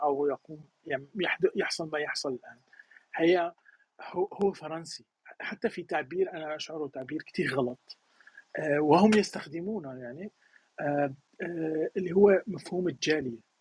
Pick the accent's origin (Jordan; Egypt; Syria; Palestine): Syria; moved away as an adult; أنا مثلاً من سوريا